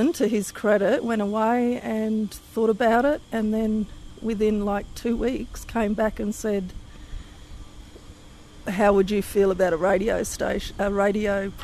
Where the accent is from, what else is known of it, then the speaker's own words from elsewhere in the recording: Mimili, South Australia, Australia; also born or lived in Walatinna, South Australia; I grew up at Mimili and then later lived at Wallatina for 16 years